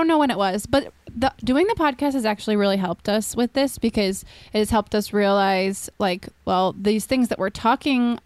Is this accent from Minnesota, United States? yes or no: yes; Minnesota, United States; now in California, United States; I grew up in Minnesota